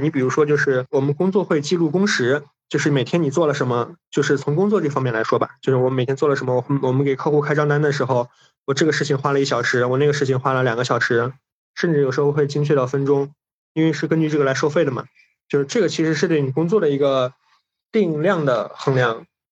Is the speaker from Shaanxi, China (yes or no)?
yes; Hancheng, Shaanxi, China; 我是在韩城出生的嘛，然后韩城特产不是什么大红袍花椒